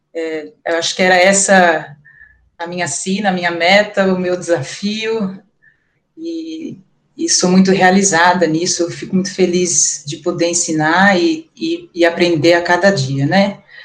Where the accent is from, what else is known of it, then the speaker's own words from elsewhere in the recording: Campinas, São Paulo, Brazil; Eu sou de Campinas, atualmente sou professora da escola Veredas